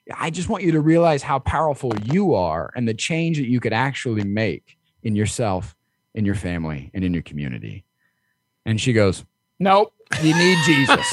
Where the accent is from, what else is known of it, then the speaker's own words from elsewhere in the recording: Midwest, United States; I grew up in the Midwest